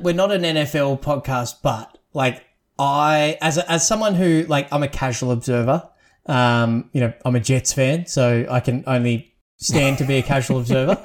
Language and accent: English; Australia; as an Aussie